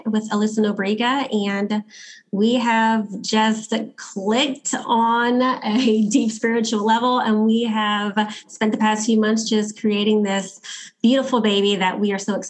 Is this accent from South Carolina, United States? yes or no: no; New Orleans, Louisiana, United States; I am from New Orleans, Louisiana